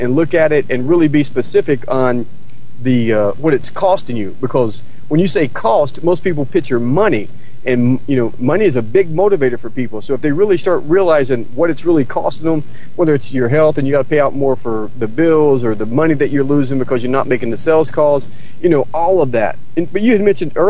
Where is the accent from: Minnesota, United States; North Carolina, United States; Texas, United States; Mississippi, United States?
North Carolina, United States; growing up in North Carolina